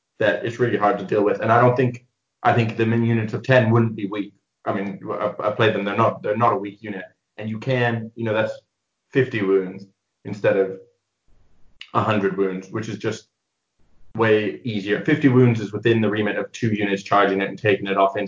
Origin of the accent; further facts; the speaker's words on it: England, United Kingdom; moved away as an adult; also born or lived in near Chicago, Illinois, United States / Edinburgh, Scotland; now in Leamington Spa, United Kingdom; I lived in the US near Chicago till I was 8, and then I moved to England because of my dad's work, and I was there till I was 18